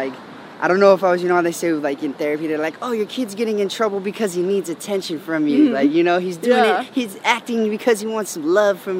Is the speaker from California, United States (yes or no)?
yes; Santa Clarita, California, United States; Yeah, born and raised, yep. Right out in Santa Clarita, actually.